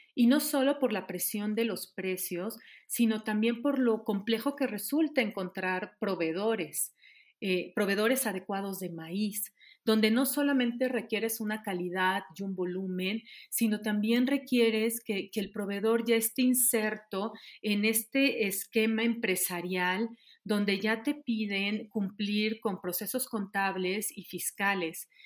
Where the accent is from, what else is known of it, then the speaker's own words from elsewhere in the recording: Mexico; como pueblo, como sociedad y como mexicanos